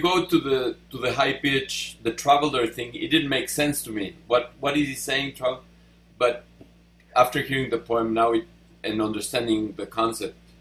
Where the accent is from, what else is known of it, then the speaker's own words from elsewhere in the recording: Mexico; English is a second language; now in United States; I'm from Mexico